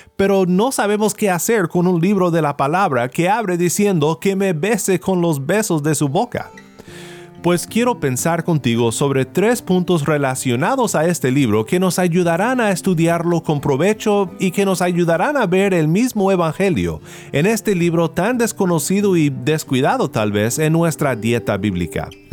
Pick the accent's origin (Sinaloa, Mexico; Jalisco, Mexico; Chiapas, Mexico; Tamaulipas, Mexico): Sinaloa, Mexico; mi pueblo en Sinaloa